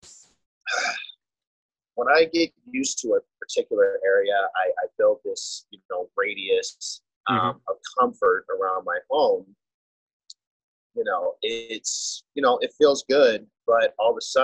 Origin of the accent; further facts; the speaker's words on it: Las Vegas, Nevada, United States; I'm born and raised in Las Vegas